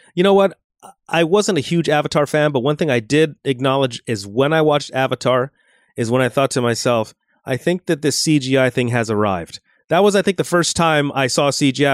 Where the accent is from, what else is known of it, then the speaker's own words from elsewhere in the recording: Los Angeles, California, United States; visiting my hometown